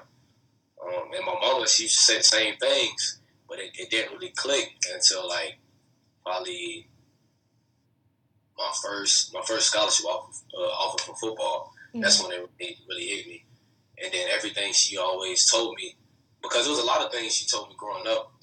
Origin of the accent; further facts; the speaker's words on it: North Carolina, United States; I was born in North Carolina